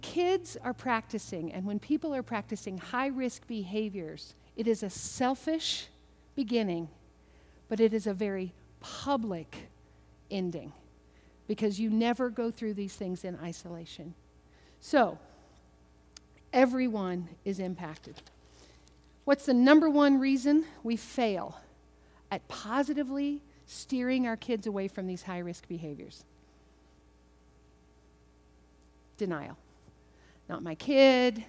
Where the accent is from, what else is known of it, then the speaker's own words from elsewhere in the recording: Kentucky, United States; I'm from Kentucky